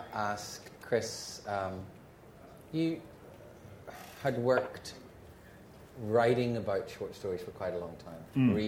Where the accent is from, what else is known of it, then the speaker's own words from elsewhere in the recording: Ireland; I'm an Irish Catholic.